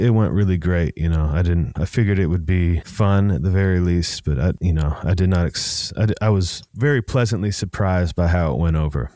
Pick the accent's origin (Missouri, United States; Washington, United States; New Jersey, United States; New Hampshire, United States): Washington, United States; Seattle; a nineties kid, you know, growing up in Seattle